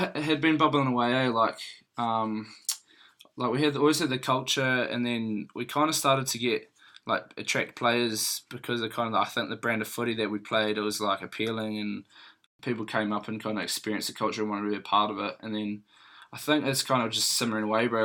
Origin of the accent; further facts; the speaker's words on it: Christchurch, Canterbury, New Zealand; moved away as an adult; also born or lived in Hawke's Bay / Gisborne / Auckland; now in Tasman, New Zealand; I was born up in Hawks and then moved to Gizzy. I was there for a few years because Dad worked on the vineyards and was a teacher there, and then um, moved to Christchurch